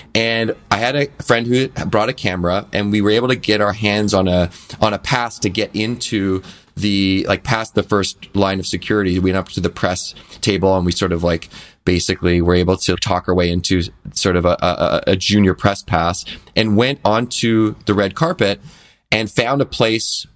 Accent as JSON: {"language": "English", "town": "Victoria", "region": "British Columbia", "country": "Canada", "tie": "born or raised there", "said": "growing up in Victoria, B C, which is an island in, in Canada"}